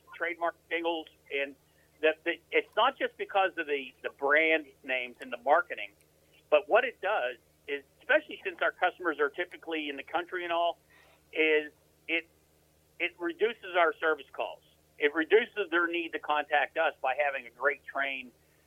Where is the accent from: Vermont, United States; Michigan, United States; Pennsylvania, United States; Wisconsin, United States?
Pennsylvania, United States; Western; now in North Carolina, United States; I'm not from around here originally, right? I'm from Western Pennsylvania.